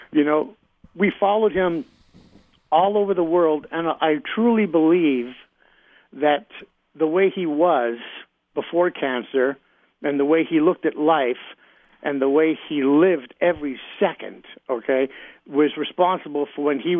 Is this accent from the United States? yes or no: no; England, United Kingdom; also born or lived in Australia; So I grew up in England, Australia, all over the Commonwealth.